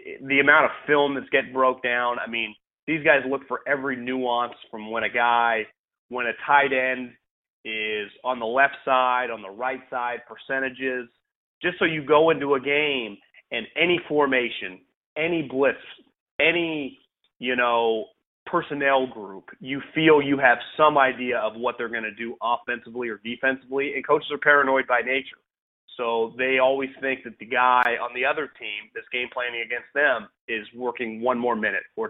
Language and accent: English; California, United States; moved away as an adult; also born or lived in Philadelphia; Born and raised in California, went to college in California